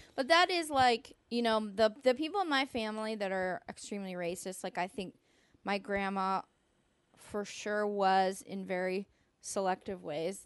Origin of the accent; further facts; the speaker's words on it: East Bay, California, United States; growing up, you know, I'm from a extremely diverse place. I'm from the East Bay.